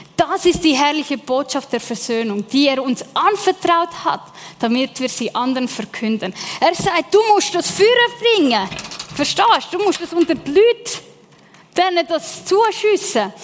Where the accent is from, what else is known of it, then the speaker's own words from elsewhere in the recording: Lake Zurich, Switzerland; ja, ich bin im Zürichsee aufgewachsen, aber meine Eltern kommen von Sizilien